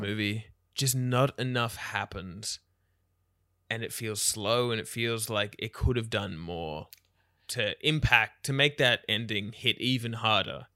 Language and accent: English; Australia; as an Australian